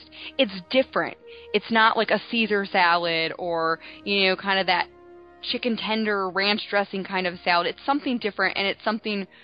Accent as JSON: {"language": "English", "region": "the North", "country": "United States", "moved": "yes", "lives_now": "Florida, United States", "said": "I'm from the North, but my mom is Southern"}